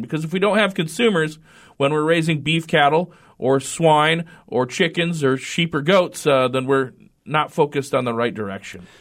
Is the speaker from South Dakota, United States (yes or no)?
yes; Redfield, South Dakota, United States; moved away as an adult; also born or lived in Fort Collins, Colorado; now in North Dakota, United States; I grew up in South Dakota, uh, graduated from the Northeast part